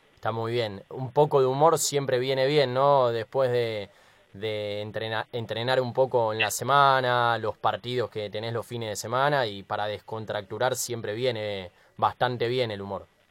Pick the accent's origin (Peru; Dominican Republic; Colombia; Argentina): Argentina; los argentinos